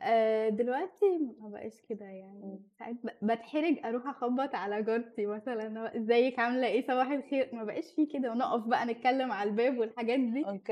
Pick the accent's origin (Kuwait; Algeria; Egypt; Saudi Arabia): Egypt; احنا كمصريين